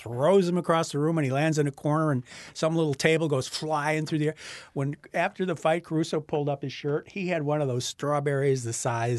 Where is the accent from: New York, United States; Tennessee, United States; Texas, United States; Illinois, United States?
Illinois, United States; Well, I grew up on the South Side. I know what a fight looks like.